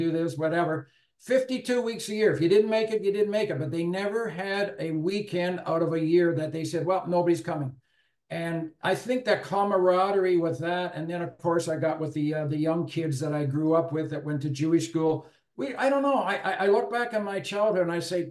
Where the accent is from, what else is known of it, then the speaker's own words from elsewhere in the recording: Owen Sound, Ontario, Canada; also born or lived in Guelph; growing up in Owen Sound, small town